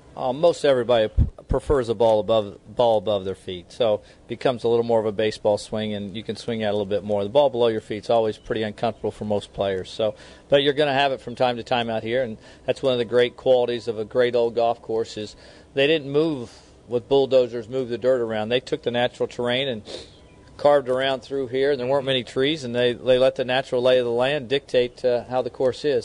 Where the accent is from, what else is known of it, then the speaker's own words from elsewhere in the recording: Kansas City, United States; moved away; I was born and raised in Kansas City